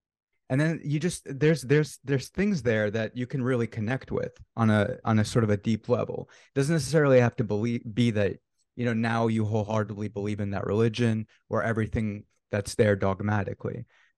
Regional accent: United States; technically, I was born in America. My parents are, well, so I'm also ethnically Jewish, right? I'm not very religious at all.

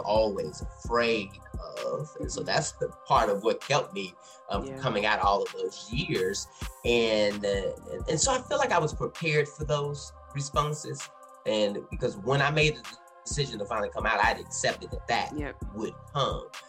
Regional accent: South Louisiana, United States; moved away as an adult; also born or lived in Texas / Dallas, Texas; now in Boston, United States; I'm originally from Texas and was also raised in North Louisiana, well, not North Louisiana, South Louisiana.

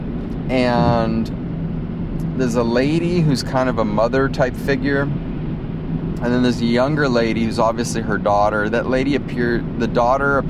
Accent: United States; moved away; also born or lived in Africa; I grew up in the States and grew up down by the Mexican border in a very Hispanic culture

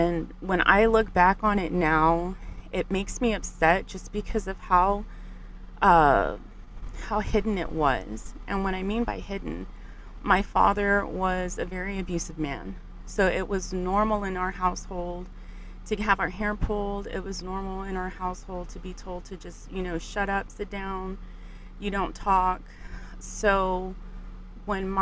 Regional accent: San Antonio, Texas, United States; I was born and raised in San Antonio

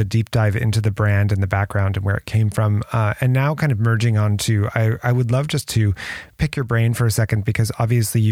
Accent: United States; also born or lived in France; I'm American, proudly American

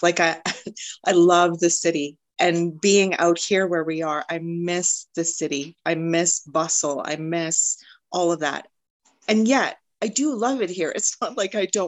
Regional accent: Canada; I'm Canadian

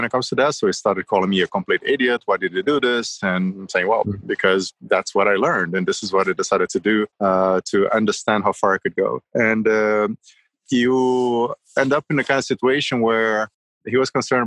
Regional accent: Rio de Janeiro, Brazil; moved away; I grew up in Rio

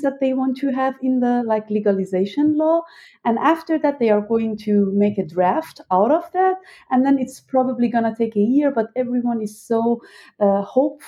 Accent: Iran; now in Berlin, Germany; I was born and raised in Iran

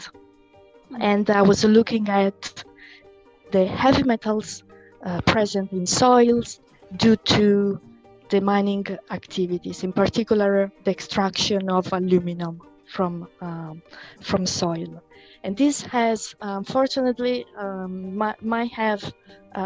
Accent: Rome, Lazio, Italy; moved away as an adult; also born or lived in Switzerland; now in Limerick, Ireland; I come from Italy, where I started my studies in biology

